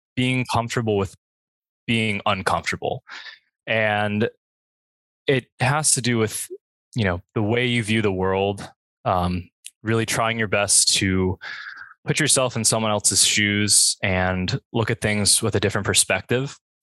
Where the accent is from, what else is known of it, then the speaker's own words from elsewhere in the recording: Bradenton, Florida, United States; I come from the Bradenton area, which is in general pretty conservative, um, mostly white and uh, the high school I went to was also very white, very conservative, and you know that's what I grew up